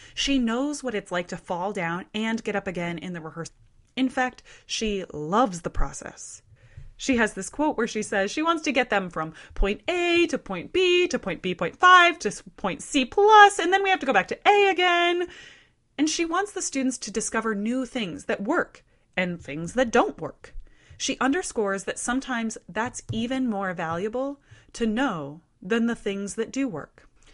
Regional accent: Midwest, United States; I share her Midwestern roots

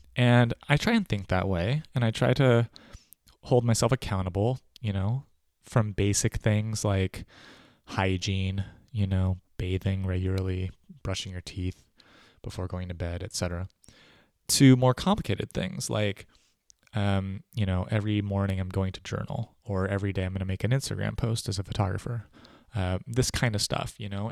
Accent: United States; as an American

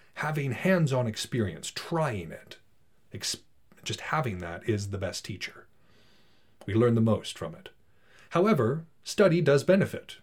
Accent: Montana, United States; I'm from Montana

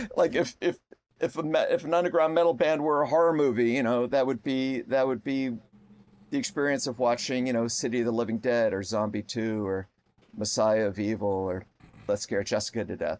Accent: Connecticut, United States; I grew up in Connecticut

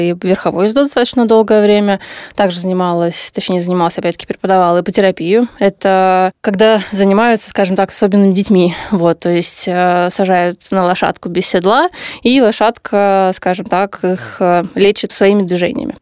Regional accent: Saint Petersburg, Russia; moved away as an adult; now in Moscow, Russia; Я переехала в Москву тогда, я же из Питера

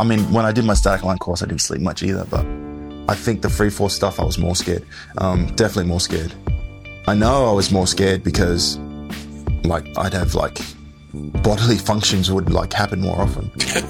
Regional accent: Perth, Western Australia, Australia; also born or lived in Atlantic City, New Jersey, United States; now in United States; she flew us all back there when I was five. So that's why I grew up in Australia, even though I was born here in America.

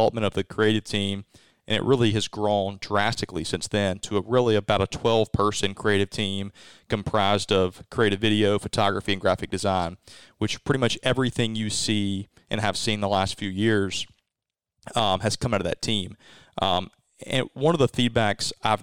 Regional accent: Mississippi, United States; also born or lived in Winston-Salem, North Carolina; now in Starkville, United States; being a third-generation Mississippi State graduate, growing up in Mississippi, all my experience was Mississippi State

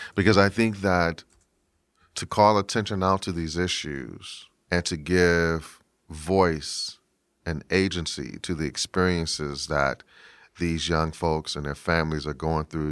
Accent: Washington, District of Columbia, United States; I'm from Washington, D C

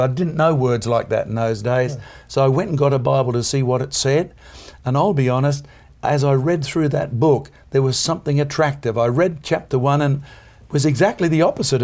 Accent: East Coast of Australia, about 600 miles north of Sydney, Queensland, Australia; I'm about 600 miles north of Sydney

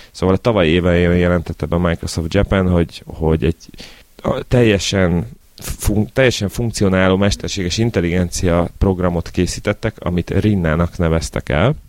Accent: Budapest, Hungary; én Angyalföldön nőttem fel

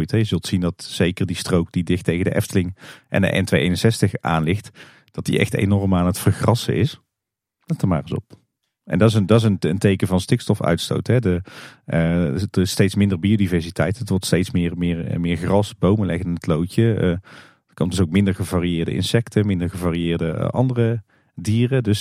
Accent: Kaatsheuvel, North Brabant, Netherlands; We komen natuurlijk alle drie uit Kaatsheuvel.

